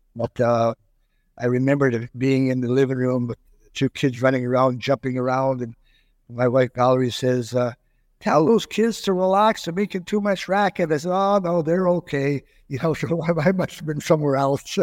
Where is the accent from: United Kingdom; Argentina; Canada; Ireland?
Canada; South Porcupine, Ontario; moved away as an adult; also born or lived in Germany / Long Beach, New York; South Porcupine, Ontario, which is another five hundred miles north of here